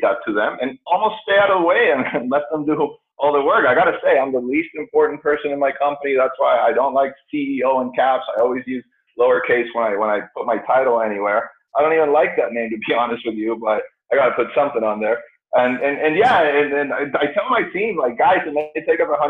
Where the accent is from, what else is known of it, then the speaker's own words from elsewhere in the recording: Chile; moved away as an adult; now in United States; I grew up in Chile. So came over here when I was 18, 19 years old